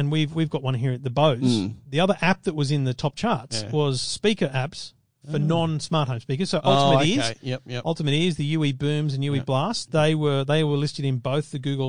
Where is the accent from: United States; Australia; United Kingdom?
Australia